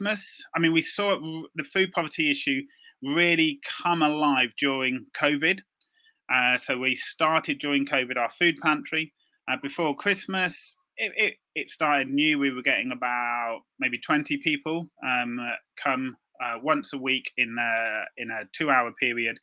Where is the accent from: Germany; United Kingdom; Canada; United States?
United Kingdom; Birmingham, West Midlands; I'm from Birmingham, as you said, part of an urban expression team